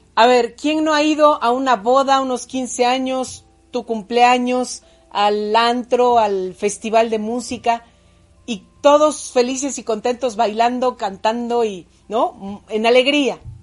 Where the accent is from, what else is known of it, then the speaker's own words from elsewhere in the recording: Puebla, Mexico; also born or lived in State of Mexico; La maestra Chuchita fue mi maestra cuando llegué a la ciudad de Puebla, yo nací en el Estado de México, cuando llegamos a la ciudad de Puebla, yo tenía seis años